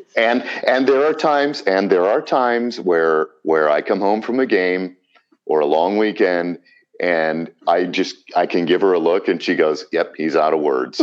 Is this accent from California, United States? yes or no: no; Columbus, Ohio, United States; I grew up here in Columbus